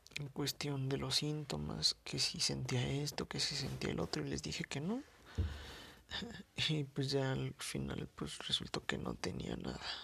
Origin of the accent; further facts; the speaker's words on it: Mexico City, Mexico; soy de la Ciudad de México